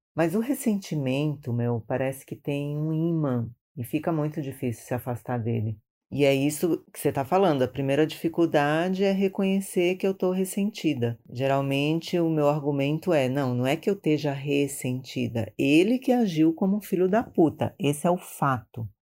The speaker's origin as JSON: {"language": "Portuguese", "region": "Maranhão", "country": "Brazil", "moved": "yes", "lives_now": "São Paulo, Brazil", "said": "sou do Maranhão, mas moro em São Paulo já há muitos anos"}